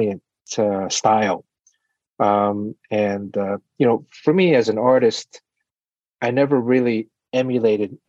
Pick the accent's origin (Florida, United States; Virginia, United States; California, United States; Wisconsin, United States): Florida, United States; Miami; I'm from Miami